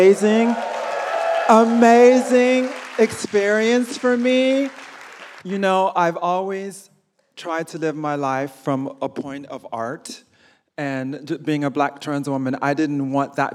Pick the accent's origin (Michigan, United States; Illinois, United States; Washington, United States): Illinois, United States; Chicago; moved away; also born or lived in New York; I grew up in Chicago